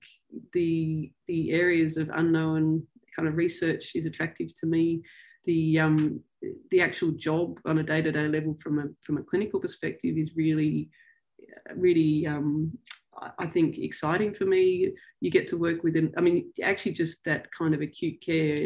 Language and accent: English; Sydney, New South Wales, Australia; I grew up here in Sydney